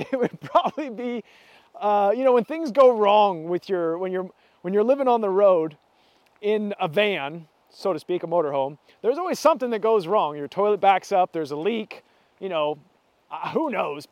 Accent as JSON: {"language": "English", "country": "Canada", "said": "our country, Canada, where I'm from"}